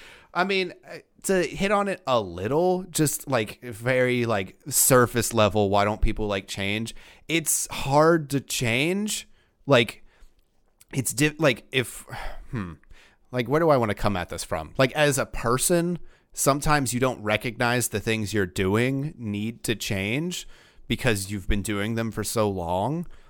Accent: Georgia, United States; now in Pittsburgh, United States; I grew up in Georgia

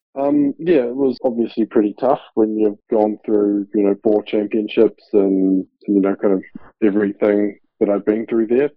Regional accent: New Zealand; moved away as an adult; now in Melbourne, Australia; I'm a New Zealander

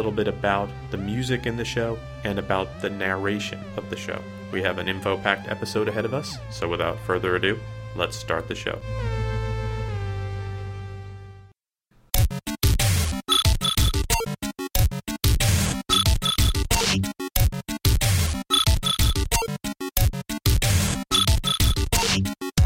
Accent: New Jersey, United States; Ever since I watched my first episode of The Twilight Zone on WPIX Channel 11 growing up in New Jersey

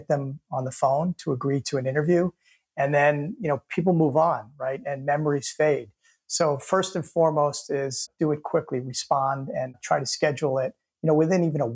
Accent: New York, United States; I mean, I'm from New York, so we're brutally honest most of the time.

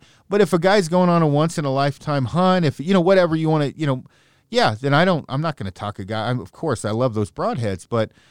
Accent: the West, United States; I'm from the West

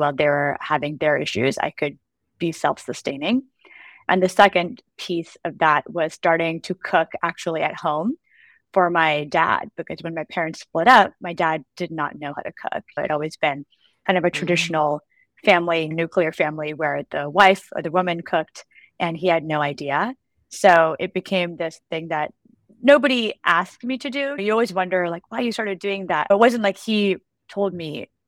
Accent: United States; So they came here from India. I'm Indian American. And I popped out a year later

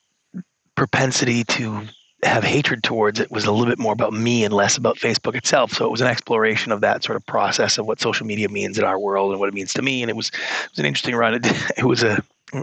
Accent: Victoria, British Columbia, Canada; moved away as an adult; also born or lived in Hollywood, United States; I grew up in Canada, a small town called Victoria, British Columbia.

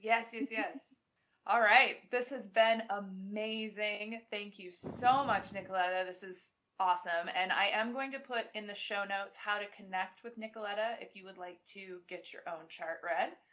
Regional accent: United States; I'm so American.

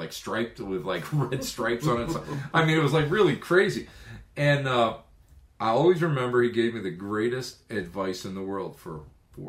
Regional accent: Buffalo, New York, United States; we're all from Buffalo

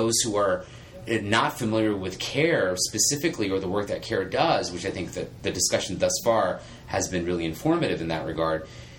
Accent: Texas, United States; I'm from Texas, and I grew up in Texas.

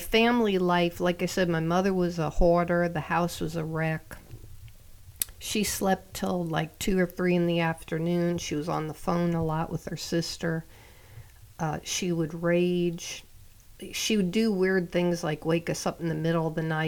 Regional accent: Long Island, New York, United States; I grew up on Long Island, New York, in a little town

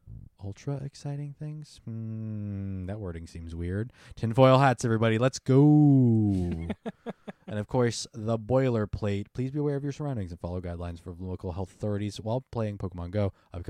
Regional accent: Kentucky, United States; born there; I was born in Kentucky, man. I have just the slightest amount of Southern in me.

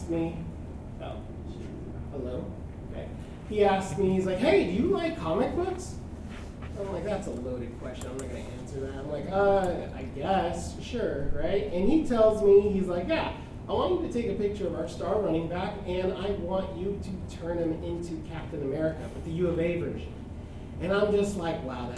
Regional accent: San Diego, California, United States; moved away; I'm originally from San Diego.

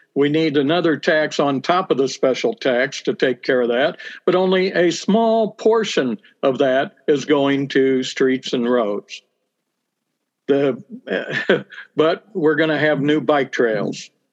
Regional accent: Bloomington, Illinois, United States; I am uh, born and raised in Bloomington Normal. Uh, spent my uh, my whole life here

